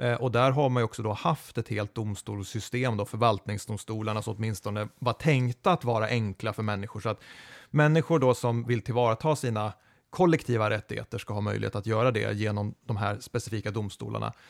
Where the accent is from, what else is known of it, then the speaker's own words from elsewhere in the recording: Eskilstuna, Södermanland, Sweden; Jag är född i Eskilstuna